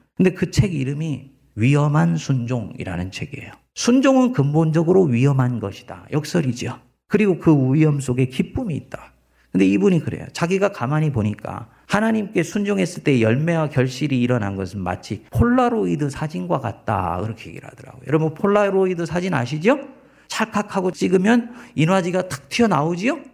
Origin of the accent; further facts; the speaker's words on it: South Korea; moved away as an adult; 내가 태어나서 내가 살았던 고국산천이